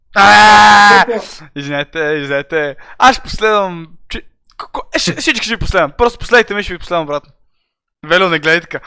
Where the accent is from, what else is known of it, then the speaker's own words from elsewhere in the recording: Varna, Varna Province, Bulgaria; Аз съм от Варна